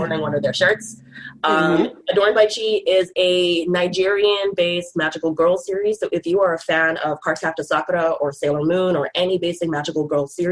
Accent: Bahamas; moved away as an adult; now in Vancouver, Canada; me and my boyfriend, now husband, also from the Bahamas

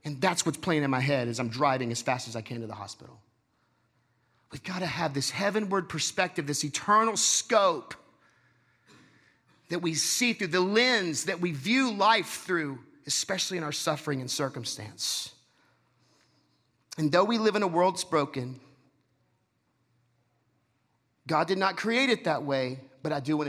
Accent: Texas, United States; I'm from Texas.

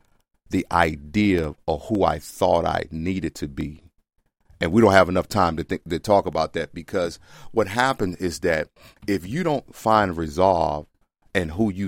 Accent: the South, United States; See, I grew up in the South with black men that didn't talk.

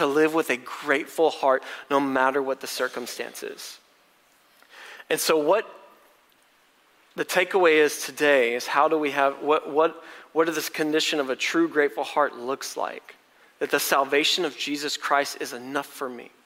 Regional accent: College Station, Texas, United States; I'm from College Station.

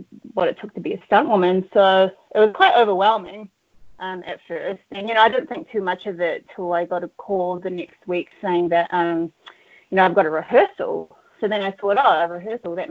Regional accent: Auckland, New Zealand; I'm from Auckland, New Zealand. I was born and raised here

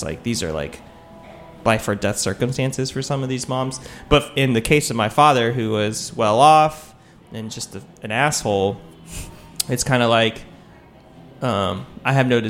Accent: Taipei, Taiwan; born there; I was born in Taipei

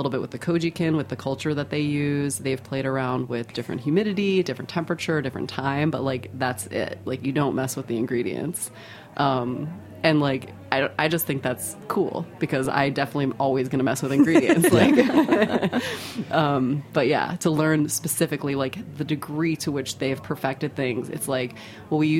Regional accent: United States; I'm American and I'm a fermenter

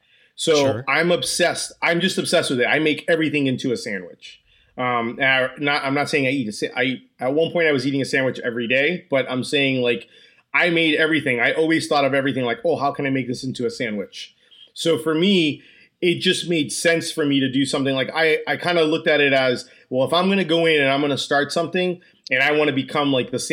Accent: New Jersey, United States; also born or lived in Orlando; I'm from Orlando, Florida. I'm originally from New Jersey and I'm from Orlando, Florida.

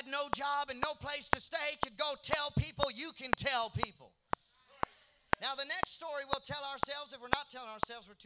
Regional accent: Seattle, Washington, United States; I'm from Seattle

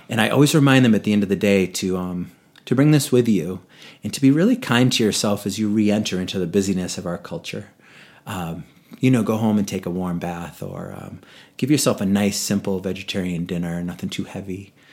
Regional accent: Boston, Massachusetts, United States; moved away as an adult; now in Vail, United States; in New England where I grew up in Boston area

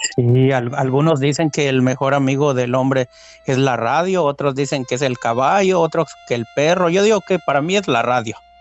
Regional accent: Rioverde, San Luis Potosí, Mexico; moved away; mi pueblo se llama se llama El Capulín, pertenece a Río Verde, San Luis Potosí

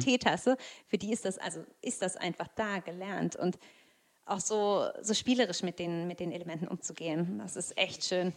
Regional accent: Berlin, Germany; wir sind Berliner

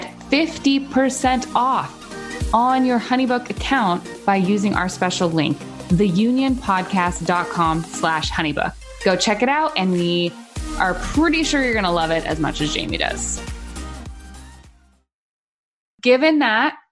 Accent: San Diego, California, United States; We're from San Diego.

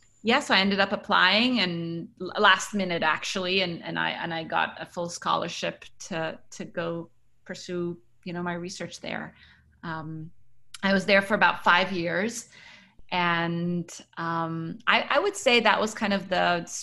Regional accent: United Arab Emirates; also born or lived in Cairo, Egypt / Kuwait; Yes, I was born in Cairo, Egypt, and I grew up around the Middle East. So my parents worked in Kuwait until the first Gulf War, after which we moved to the United Arab Emirates, and I was there until I finished high school.

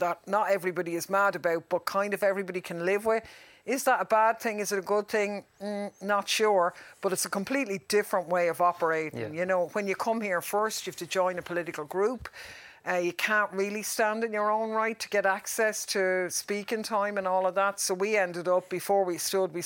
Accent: Ireland; we're Irish

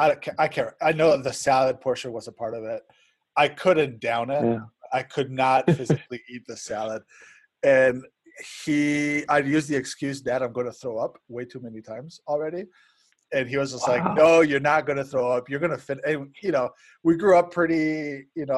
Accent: Spain; moved away; I grew up in Spain

